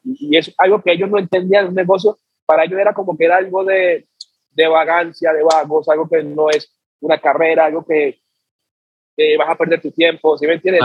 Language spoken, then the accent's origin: Spanish; Chocó, Colombia; soy de Chocó